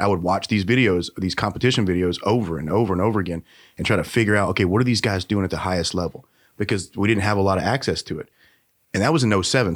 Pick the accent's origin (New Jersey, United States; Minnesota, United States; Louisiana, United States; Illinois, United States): Louisiana, United States; Shreveport; moved away as an adult; now in Arkansas, United States; I'm originally from Shreveport, Bossier